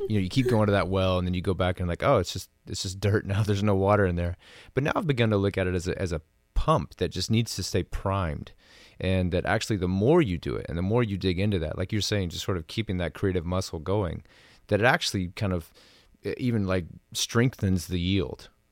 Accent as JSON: {"language": "English", "region": "Tennessee", "country": "United States", "tie": "born or raised there", "said": "growing up in Tennessee"}